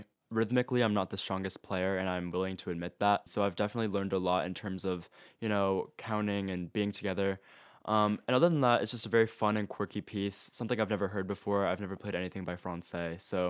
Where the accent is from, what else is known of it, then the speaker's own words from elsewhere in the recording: Apex, North Carolina, United States; I'm 17 and I'm from Apex, North Carolina